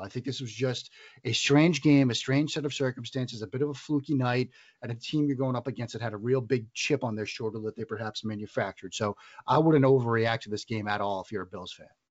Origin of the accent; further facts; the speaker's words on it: New England, United States; accent: Boston; I was born in the New England area. You can probably hear the Boston accent.